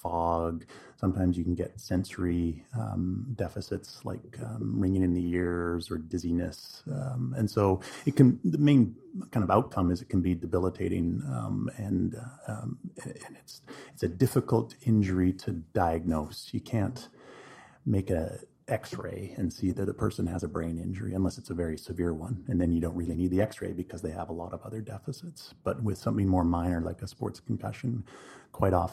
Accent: Quesnel, British Columbia, Canada; moved away as an adult; also born or lived in Vancouver, Canada / Calgary, Canada / Europe / Oregon, United States; now in Kelowna, Canada; But I'm originally from Canada. I grew up in Quesnel in central BC

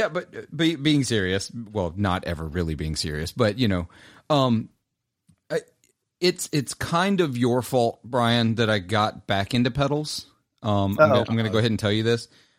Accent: Clarksdale, Mississippi, United States; It's called a Clarksdale. I'm from Clarksdale. It has literally the Highway 49 and 61 signs on the pedal that like I grew up down the street from.

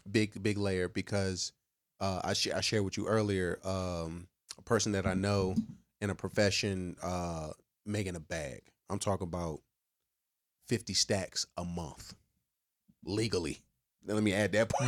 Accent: near the North Carolina border, southern Virginia, United States; also born or lived in Alexandria, Virginia; I am not from Fredericksburg. I'm from the dirty, dirty of Virginia

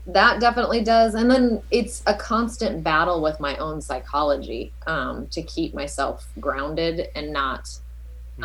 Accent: Southern California, United States; also born or lived in East Coast; born and raised in Southern California

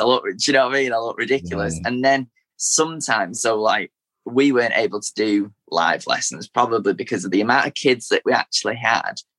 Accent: Manchester, North West England, United Kingdom; originally was born in East Manchester, so near where near where the City Stadium is

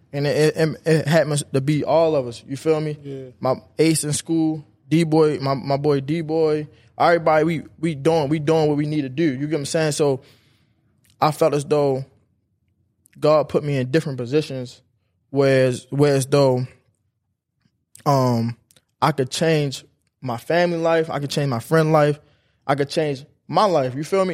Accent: Baltimore, Maryland, United States; I'm coming from West Baltimore

